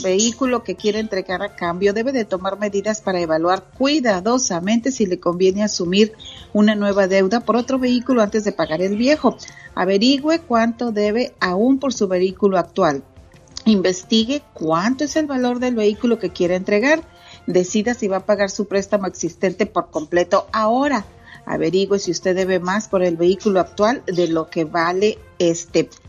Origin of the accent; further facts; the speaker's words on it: Monterrey, Nuevo León, Mexico; now in Dallas, United States; mi niñez cuando vivía allá en Monterrey, Nuevo León